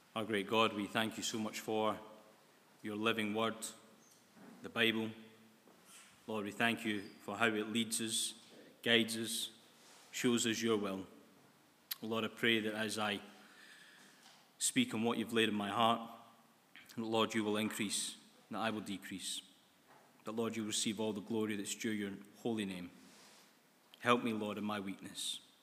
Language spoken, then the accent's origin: English; Scotland, United Kingdom; Being Scottish, new year is a big thing, and, uh, it's always been a big thing for us Scots people.